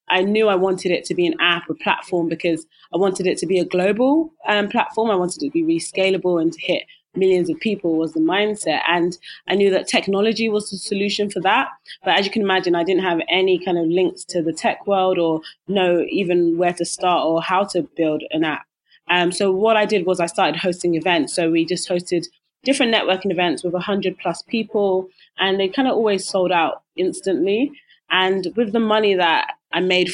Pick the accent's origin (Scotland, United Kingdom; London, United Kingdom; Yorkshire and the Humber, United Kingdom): London, United Kingdom; I grew up in East London